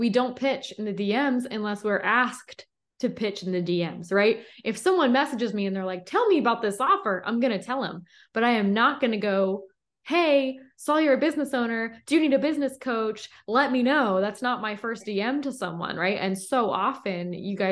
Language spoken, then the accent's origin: English; Philadelphia, Pennsylvania, United States; I'm from Philly. And so I got that little East Coast intensity behind me.